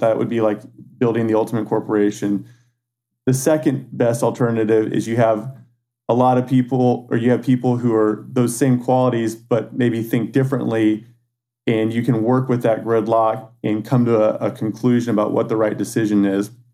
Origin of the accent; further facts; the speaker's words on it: San Antonio, Texas, United States; now in Austin, United States; I grew up in San Antonio, Texas. Um, born and raised there, and um, I moved to Austin, Texas for college in 2004.